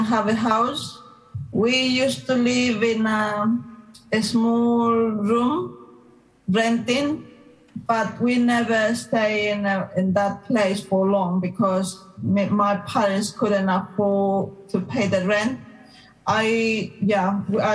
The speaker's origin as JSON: {"language": "English", "region": "Cochabamba", "country": "Bolivia", "tie": "born or raised there", "second_language": "English", "moved": "yes", "said": "I am from Bolivia, Cochabamba"}